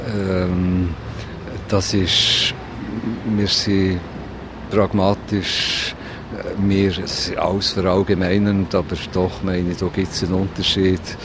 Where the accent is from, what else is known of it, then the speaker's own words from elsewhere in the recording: Solothurn, Switzerland; moved away as an adult; also born or lived in Bern; now in Berlin, Germany; Solothurn, das ist meine Heimatstadt